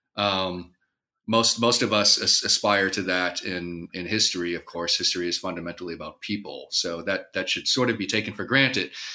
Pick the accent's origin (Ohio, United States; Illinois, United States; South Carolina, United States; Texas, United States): Illinois, United States; Moline; I grew up in the Quad Cities, um, the Illinois side of the Quad Cities, just along the Mississippi River, straight west of Chicago in Moline, Illinois